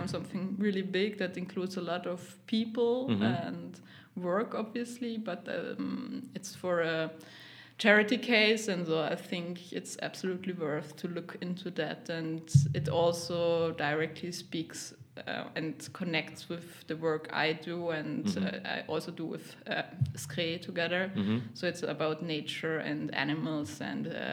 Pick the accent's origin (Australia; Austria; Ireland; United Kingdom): Austria; Linz, Upper Austria; English is a second language; moved away as an adult; also born or lived in Vienna; Born, raised in Linz